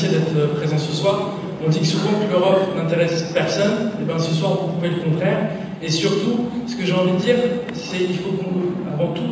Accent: La Courneuve, Île-de-France, France; j'ai grandi à la Courneuve

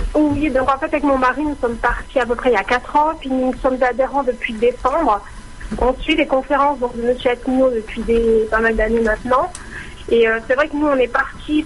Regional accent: France; moved away as an adult; now in Switzerland; je suis française

